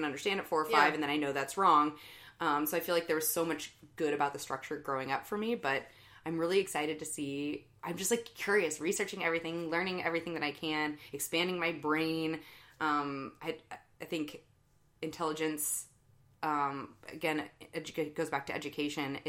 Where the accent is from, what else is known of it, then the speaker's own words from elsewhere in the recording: St. Louis, Missouri, United States; I was raised Catholic here in St. Louis